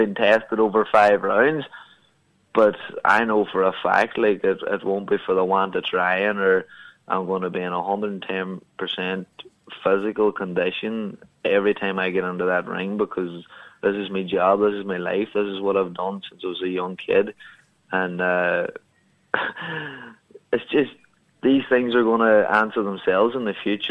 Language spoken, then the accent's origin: English; Ireland; my hometown here